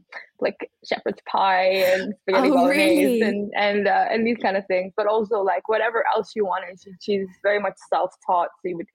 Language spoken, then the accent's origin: English; Bahrain; So I was born in Bahrain. My mom is English and my dad's Bahraini.